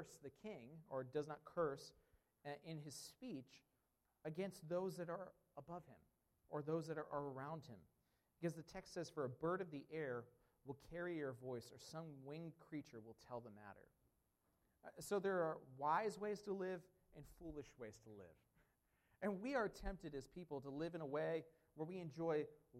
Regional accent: United States; I'm an American

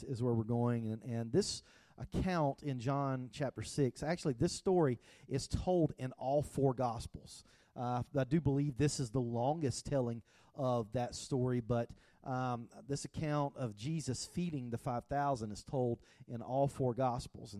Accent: the South, United States; I grew up in the South

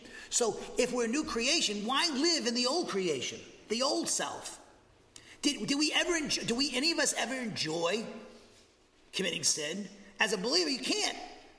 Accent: New England, United States; Oh, sports, you know, I say this, and I come from New England. New Englanders, and I say New Englanders, I'm talking about Rhode Island, Massachusetts, New Hampshire, Maine.

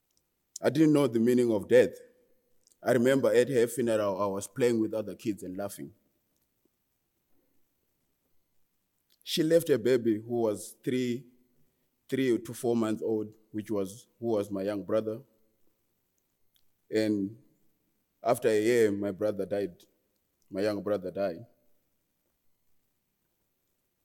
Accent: Murewa district, Mashonaland East, Zimbabwe; also born or lived in Harare; I was born in 1997 in Harare, but I was raised in a rural area in Murewa district, in a village called Mukarakate

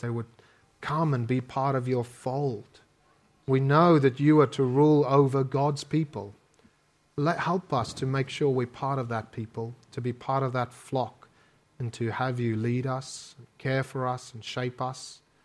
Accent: South Africa; accent: South African; moved away as an adult; my South African accent.

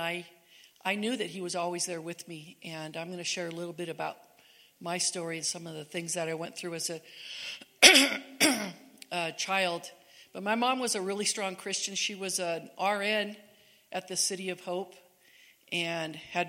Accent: Southern California, United States; moved away as an adult; now in Cedar City, United States; Eric and I grew up in California, Southern California, and raised most of our kids there

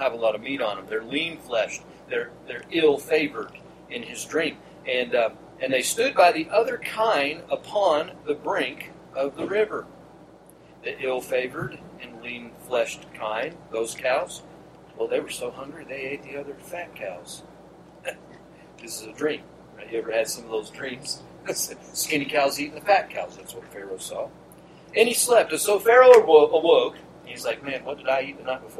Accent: Georgia, United States; I grew up in Georgia

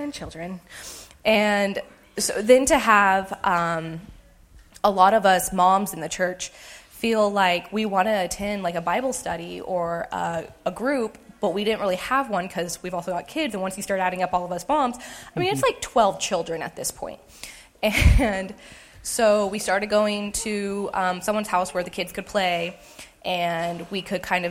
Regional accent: United States; moved away as an adult; also born or lived in Hays, Kansas; I'm from this area, but to move back 3 years ago

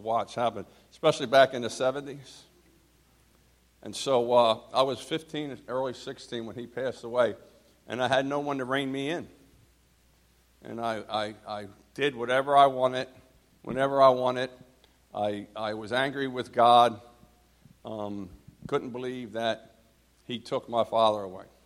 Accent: New Jersey, United States; also born or lived in Philadelphia, Pennsylvania; I was born in New Jersey

